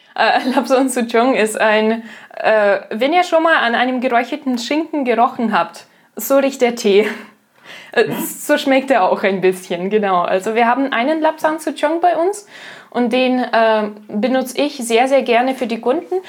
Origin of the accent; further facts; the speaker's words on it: Russia; moved away; ich komme aus Russland